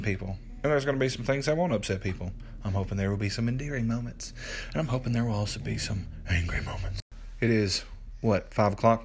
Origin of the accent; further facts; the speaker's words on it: Middle Tennessee, United States; moved away as an adult; My wife and I just moved back to my hometown here in Middle Tennessee.